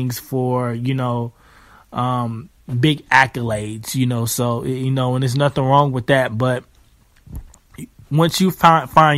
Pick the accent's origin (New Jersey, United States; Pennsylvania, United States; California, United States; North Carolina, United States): North Carolina, United States; Charlotte; I'm from Charlotte, North Carolina